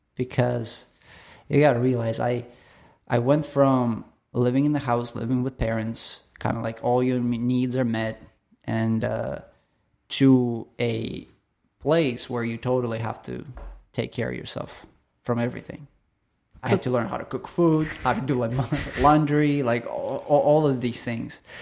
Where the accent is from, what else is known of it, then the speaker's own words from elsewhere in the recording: Chelyabinsk, Chelyabinsk Oblast, Russia; moved away; I grew up in Russia, so middle of the nowhere, uh, Siberia. Somebody is interested to look it up. It's called Chel-, Chelyabinsk.